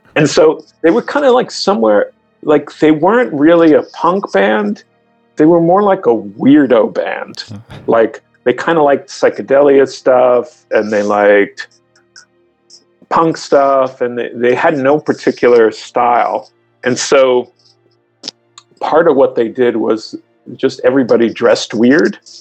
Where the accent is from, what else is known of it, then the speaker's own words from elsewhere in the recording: Long Island, New York, United States; I grew up in Long Island